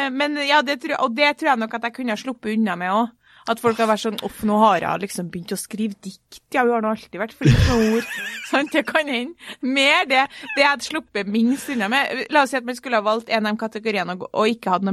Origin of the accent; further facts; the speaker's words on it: Oslo, Norway; Ja, men jeg er fra Oslo.